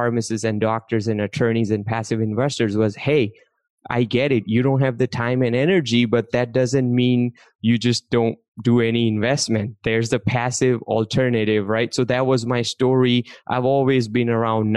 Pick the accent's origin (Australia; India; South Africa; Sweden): India; English is a second language; now in United States; I grew up in India. I came to this country not speaking English